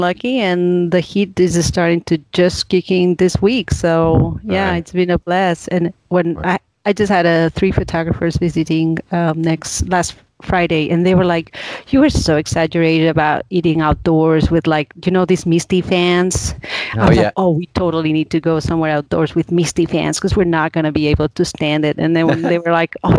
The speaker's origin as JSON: {"language": "English", "country": "Spain", "moved": "as an adult", "lives_now": "Tampa, United States", "said": "Yes, I'm in Tampa. I'm originally from Spain, but I've been in the U.S. for quite a few years now, since 2003"}